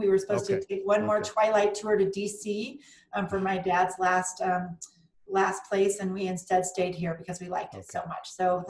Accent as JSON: {"language": "English", "town": "Littleton", "region": "Colorado", "country": "United States", "tie": "born or raised there", "said": "So I grew up in Littleton, Colorado, and then found my way to CU Boulder for undergrad and the University of Denver for my MBA."}